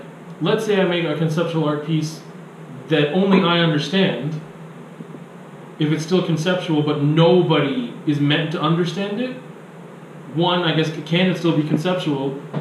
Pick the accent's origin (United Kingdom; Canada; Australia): Canada; being born and raised in Canada around a lot of white people. Because my family is all in Chile